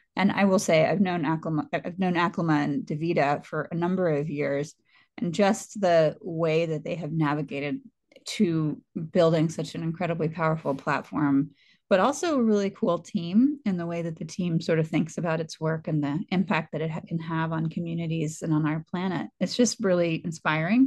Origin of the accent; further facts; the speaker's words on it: the South, United States; now in California, United States; I'm from the South